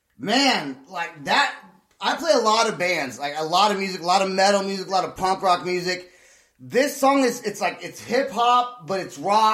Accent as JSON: {"language": "English", "region": "California", "country": "United States", "moved": "as an adult", "lives_now": "Oklahoma, United States", "said": "From the Bay Area in California."}